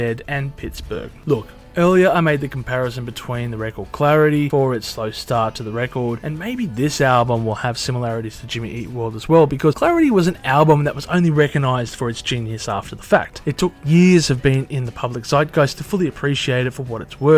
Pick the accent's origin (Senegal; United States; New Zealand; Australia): Australia